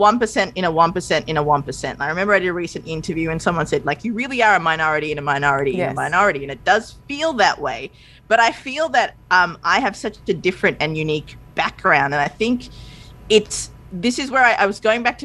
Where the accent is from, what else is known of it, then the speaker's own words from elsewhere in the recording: Australia; also born or lived in Sri Lanka; I'm from Sri Lanka. I was born there. We moved to Australia when I was two.